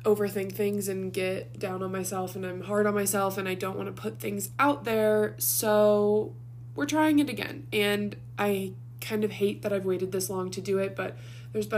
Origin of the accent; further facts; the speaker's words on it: Ohio, United States; moved away as an adult; Tristan and I were both born and raised in Ohio